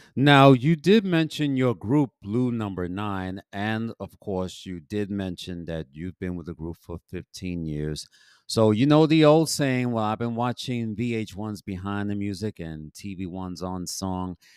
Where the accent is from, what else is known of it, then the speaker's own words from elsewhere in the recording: New York City, New York, United States; also born or lived in Bronx; I'm originally from Harlem, but I, I live in the Bronx. I've been living in the Bronx for now 53 years